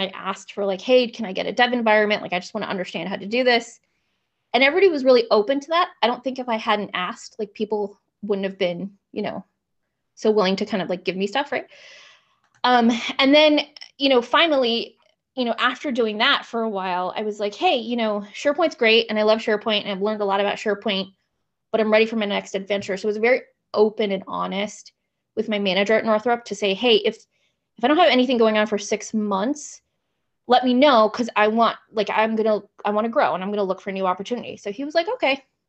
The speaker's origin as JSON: {"language": "English", "town": "Gaithersburg", "region": "Maryland", "country": "United States", "tie": "born or raised there", "also_born_or_lived": "Washington, D.C.", "said": "I grew up in Gaithersburg, Maryland"}